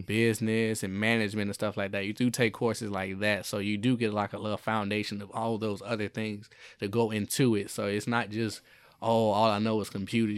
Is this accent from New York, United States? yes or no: no; Jacksonville, Florida, United States; moved away; I grew up in Jacksonville, Florida